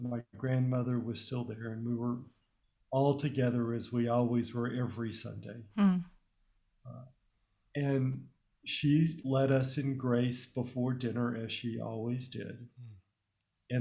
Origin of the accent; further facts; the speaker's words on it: Birmingham, Alabama, United States; I was born in the United States in Birmingham, Alabama, but my family, including my parents, came from Lebanon